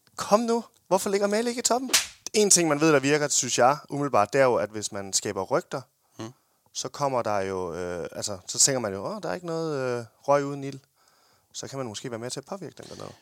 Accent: Denmark; Vi er danskere

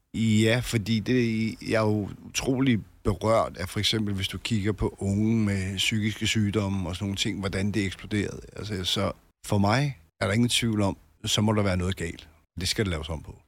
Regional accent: Albertslund, Capital Region of Denmark, Denmark; moved away; also born or lived in Solrød Strand; jeg, jeg kommer fra Alberslund

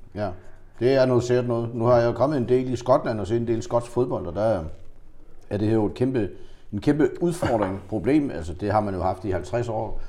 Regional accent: Funen, Southern Denmark, Denmark; som fynbo

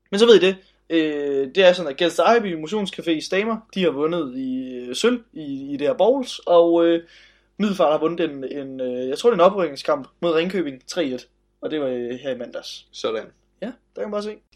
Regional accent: Nairobi, Kenya; men jeg kommer selv fra Nairobi

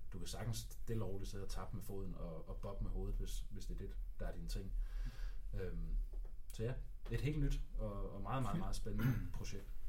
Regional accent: Denmark; jeg er fra Danmark

